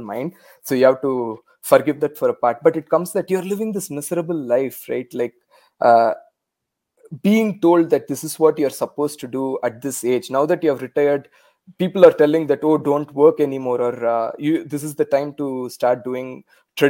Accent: India; first language Tamil; English is a second language; moved away as an adult; now in Canada; growing up in India

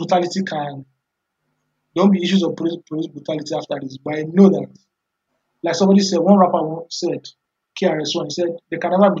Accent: Oyo, Nigeria; I'm from Oyo State too.

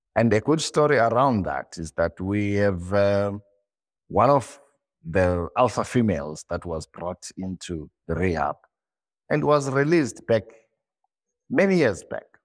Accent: Zimbabwe; born and bred in Zimbabwe.

